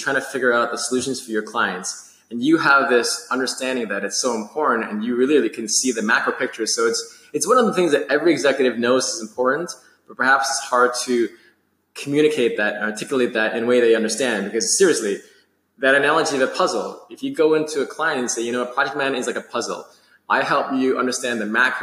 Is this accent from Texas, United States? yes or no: no; New York City, New York, United States; growing up in New York City